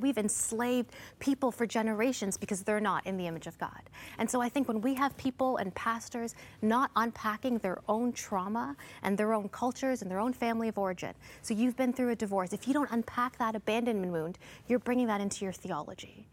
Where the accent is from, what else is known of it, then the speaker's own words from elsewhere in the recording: Canada; also born or lived in India (heritage); I'm an Indian, Canadian, Christian woman